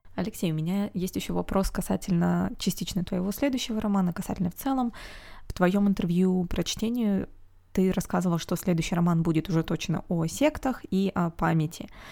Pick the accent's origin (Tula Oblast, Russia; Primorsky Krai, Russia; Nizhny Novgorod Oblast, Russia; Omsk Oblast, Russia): Omsk Oblast, Russia; Omsk; moved away; Омск, это мой родной город